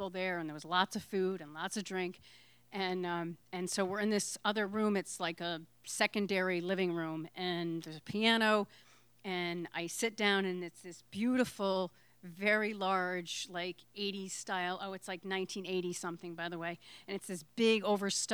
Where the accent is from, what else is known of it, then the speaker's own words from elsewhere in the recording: Connecticut, United States; now in Provincetown, United States; I'm from Connecticut